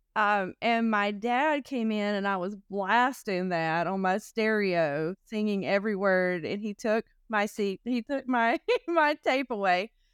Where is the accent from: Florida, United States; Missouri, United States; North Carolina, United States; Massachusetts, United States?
North Carolina, United States; also born or lived in California; I was born in North Carolina and I lived in California for a few years